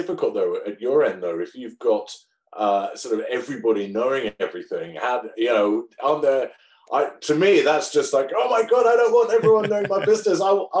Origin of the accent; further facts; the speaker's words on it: United Kingdom; Well, you see, that's what's good about being British. I can say any old rubbish and it just sounds, you know.